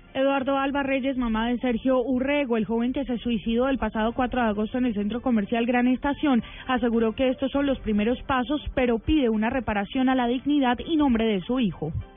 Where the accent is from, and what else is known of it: Colombia